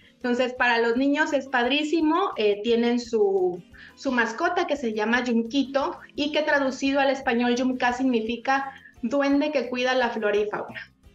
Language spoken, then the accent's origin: Spanish; Tabasco, Mexico; aquí somos primos, compadres, hermanos